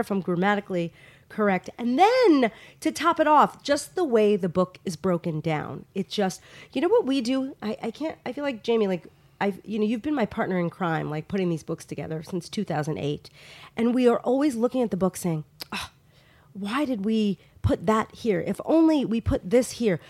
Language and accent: English; Long Island, New York, United States; moved away; also born or lived in Los Angeles; Long Island, my hometown